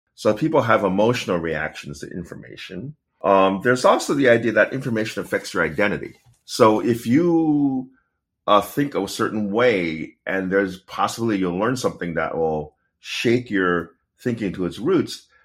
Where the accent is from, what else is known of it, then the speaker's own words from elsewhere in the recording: Pittsburgh, Pennsylvania, United States; I was born in Pittsburgh